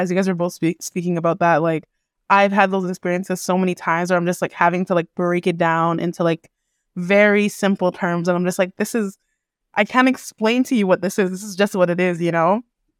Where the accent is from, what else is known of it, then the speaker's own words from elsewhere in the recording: Toronto, Ontario, Canada; now in Ottawa, Canada; even when I grew up in Canada, I was in Toronto, which was in predominantly Black or brown neighborhoods around my culture and community.